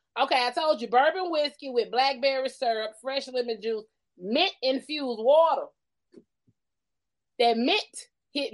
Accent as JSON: {"language": "English", "town": "Columbus", "region": "Georgia", "country": "United States", "tie": "born there", "lives_now": "Albany, United States", "said": "I wasn't born in Albany. I was born in Columbus, Georgia, at the motherfucking medical center."}